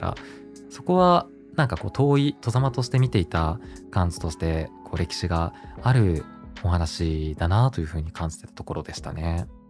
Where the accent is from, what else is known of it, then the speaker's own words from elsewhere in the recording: Hokkaido, Japan; moved away; also born or lived in Tokyo; 自分が北海道出身なんですね